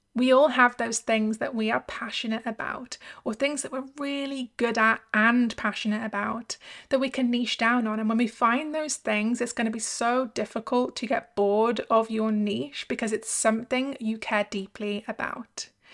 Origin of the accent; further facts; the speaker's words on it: United Kingdom; I'm from the U K, like them